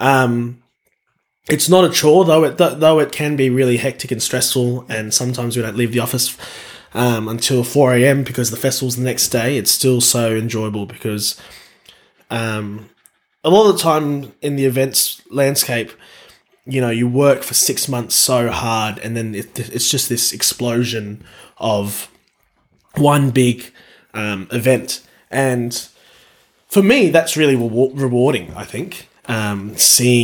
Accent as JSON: {"language": "English", "town": "Townsville", "region": "Queensland", "country": "Australia", "tie": "born or raised there", "moved": "as an adult", "lives_now": "Canberra, Australia", "said": "I was classically trained back in my hometown of Townsville"}